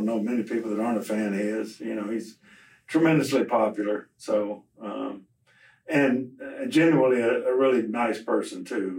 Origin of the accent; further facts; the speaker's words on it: Texas, United States; I mean, I'm sure being a Texan, number one, I think, and living all over the country, you have a great feeling for Texas people